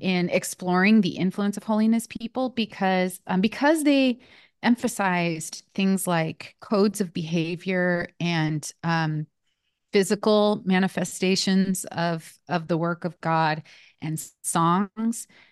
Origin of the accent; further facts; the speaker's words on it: West Coast, United States; moved away as an adult; also born or lived in Nashville, Tennessee; I'm from the West Coast